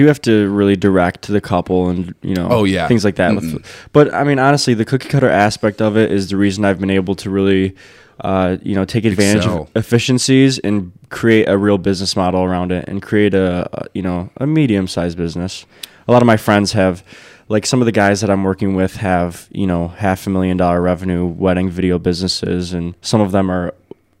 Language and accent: English; Brownstown, Michigan, United States; also born or lived in Wyandotte; I grew up downriver. I was born in Wyandotte, and my parents moved to Brownstown when I was younger.